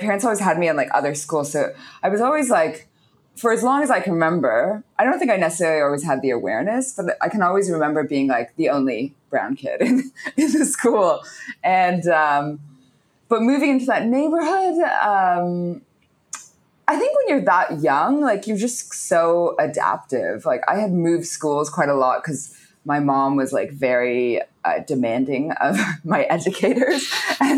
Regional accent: Toronto, Ontario, Canada; moved away as an adult; So I am from Canada. I was born in the suburbs of Toronto in a place called Scarborough

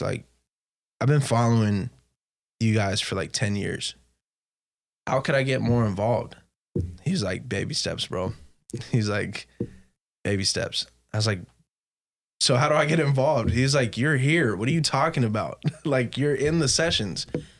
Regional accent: West Covina, California, United States; also born or lived in Boise / Ontario; now in San Diego, United States; I was like, oh, I'm from West Covina. I used to live in Boise. I lived in Ontario. I live in San Diego.

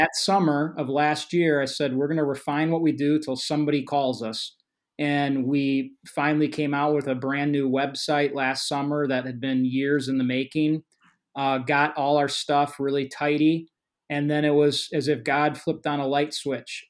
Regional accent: Illinois, United States; I'm from Illinois

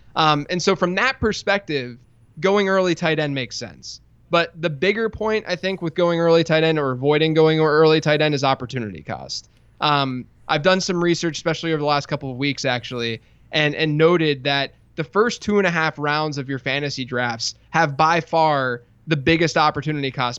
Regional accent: Pittsburgh, Pennsylvania, United States; I grew up in Pittsburgh, went to Pitt.

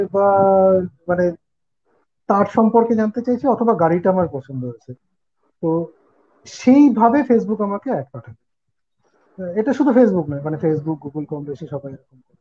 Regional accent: Kolkata, West Bengal, India; moved away as an adult; আমার বাড়ি ছেড়ে এখন একটু দূরে রয়েছে পরিবার কলকাতা

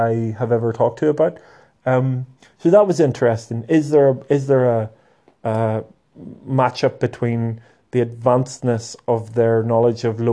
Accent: Lurgan, Northern Ireland, United Kingdom; Lurgan's my hometown

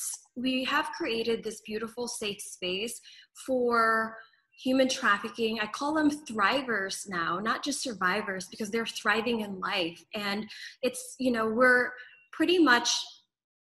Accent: Philippines; moved away; I was born in the Philippines, so growing up, also my mom was a journalist and news anchor

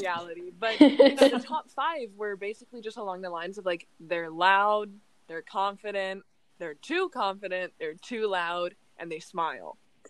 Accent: United States; try to define that even as an American, because we really have so many different things

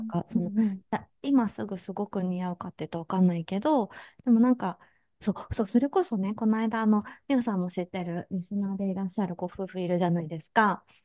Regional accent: Kansai, Japan; すぐ関西人だからさ

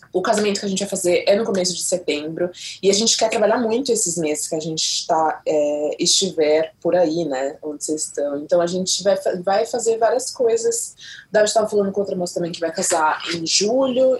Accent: Baixada Santista, São Paulo, Brazil; a gente é da Baixada, eu sou da Baixada.

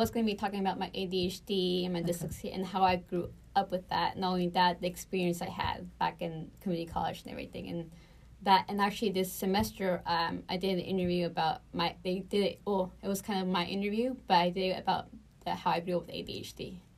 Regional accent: Houston, Texas, United States; also born or lived in Bakersfield, California / Brazil; I grew up um, in Houston most of my life

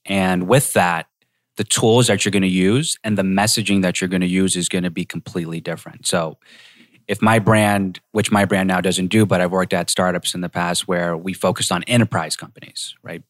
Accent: Boston, Massachusetts, United States; where I grew up in Boston.

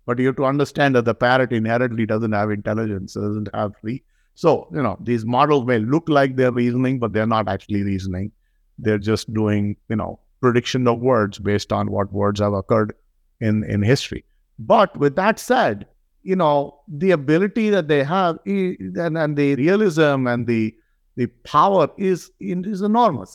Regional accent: India; now in United States; I'm from India

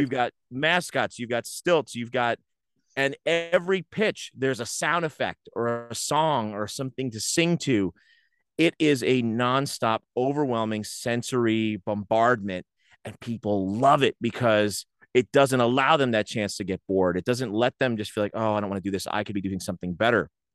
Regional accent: Rahway, New Jersey, United States; I grew up in Rahway

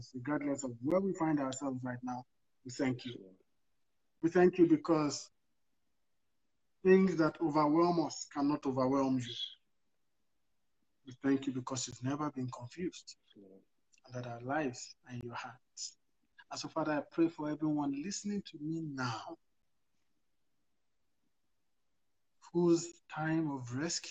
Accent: Nigeria; moved away as an adult; now in Canada; I'm very Nigerian, yeah. I haven't been here too long.

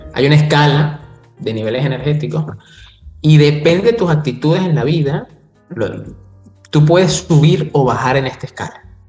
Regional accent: Venezuela; somos venezolanos

